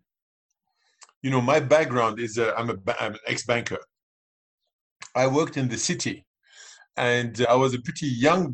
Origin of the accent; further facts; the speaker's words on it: Lebanon; I'm from Lebanon. I grew up in Lebanon. I mean, I'm British, but I'm also Lebanese. I grew up in Lebanon